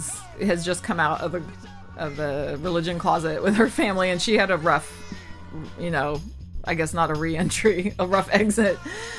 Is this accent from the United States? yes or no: yes; the South, United States; accent: southern; moved away; the part of the South I'm from, we didn't do soft R's all the time.